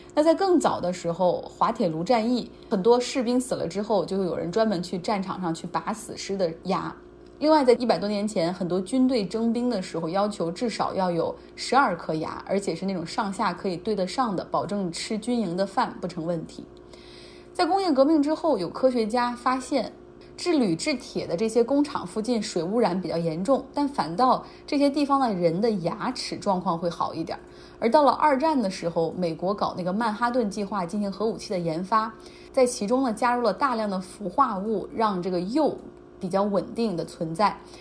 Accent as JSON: {"language": "Chinese", "town": "Harbin", "region": "Heilongjiang", "country": "China", "tie": "born or raised there", "said": "就像我老家，就黑龙江、哈尔滨"}